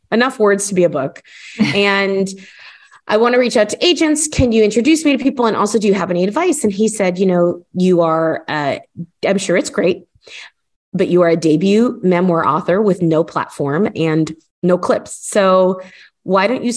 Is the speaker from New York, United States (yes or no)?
no; Miami, Florida, United States; moved away as an adult; now in United Kingdom; I am American. I'm from Miami. I grew up in the US and I feel very rooted there